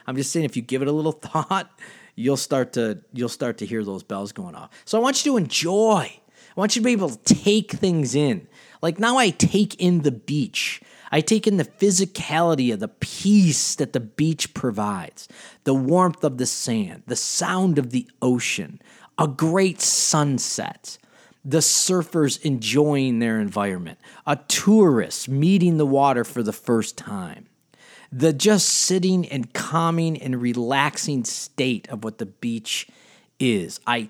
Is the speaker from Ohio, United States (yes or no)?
yes; Cleveland, Ohio, United States; We came from Cleveland, Ohio.